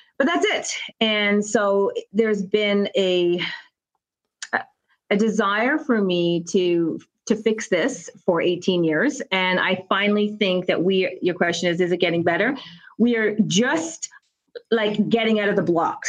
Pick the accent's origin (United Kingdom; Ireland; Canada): Canada; moved away as an adult; also born or lived in United States; I'm from Canada